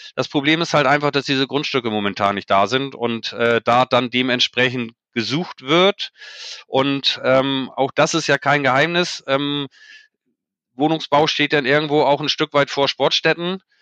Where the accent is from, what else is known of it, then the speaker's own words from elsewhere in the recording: Timmendorfer Strand, Schleswig-Holstein, Germany; ich bin ja gebürtiger Timdorfer, also vom Timdorfer Strand